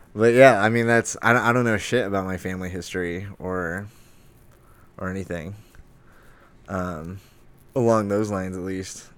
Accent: Lake Havasu City, Arizona, United States; also born or lived in Flagstaff, Arizona; now in Phoenix, United States; I'm from Arizona, born and raised. I'm from Lake Havasu.

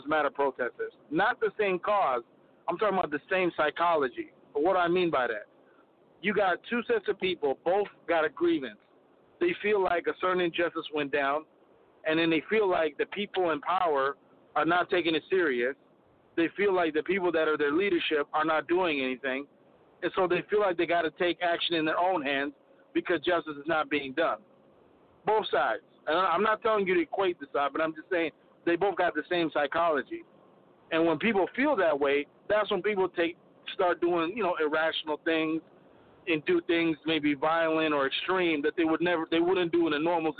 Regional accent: Minneapolis, Minnesota, United States; I'm from Minneapolis

